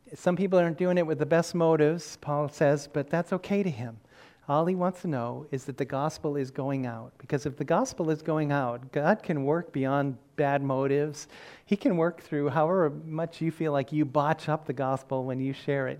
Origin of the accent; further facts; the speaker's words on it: Massachusetts, United States; I said, Massachusetts